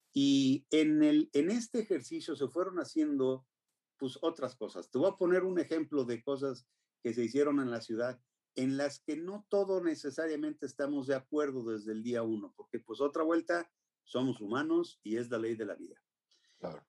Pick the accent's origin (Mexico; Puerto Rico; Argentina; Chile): Mexico; somos los mexicanos